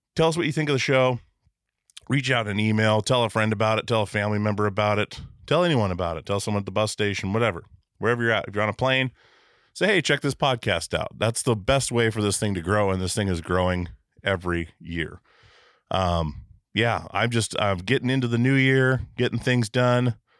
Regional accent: Alaska, United States; now in Portland, United States; I grew up in Alaska

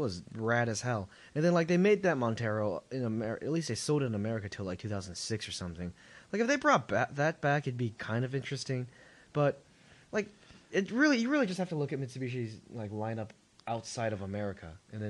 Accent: China; moved away; I'm from China.

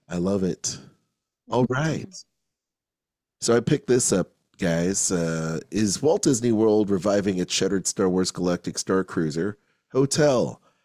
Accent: Philippines; I'm Filipino too

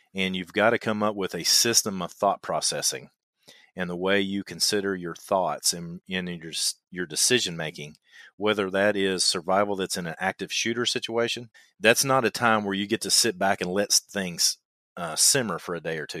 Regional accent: Kentucky, United States; accent: twang; I know I've got a twang in my voice, and I'm from Kentucky

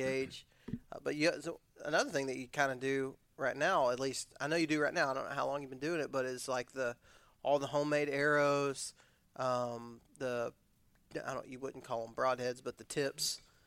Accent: Odessa, Texas, United States; I was from West Texas

